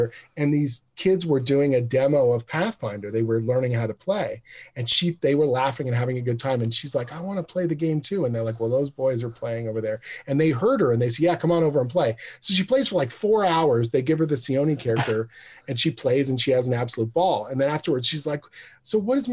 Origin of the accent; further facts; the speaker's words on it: Canada; we're all Canadian